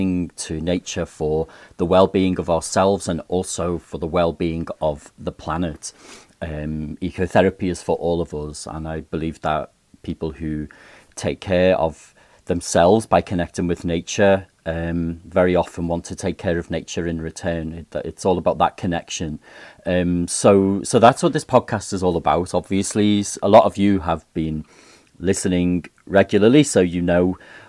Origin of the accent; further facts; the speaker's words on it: Liverpool, North West England, United Kingdom; accent: Liverpool; I always feel like I have to put away my Liverpool accent